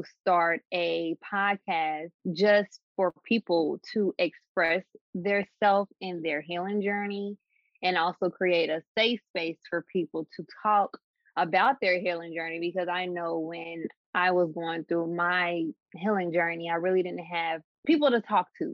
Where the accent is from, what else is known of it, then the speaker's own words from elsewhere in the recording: Dayton, Ohio, United States; I am from Dayton, Ohio